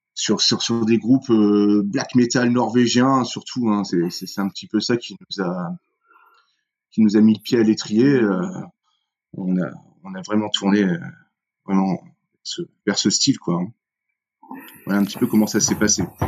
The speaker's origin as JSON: {"language": "French", "region": "northern France", "country": "France", "said": "on est un groupe du nord de la France"}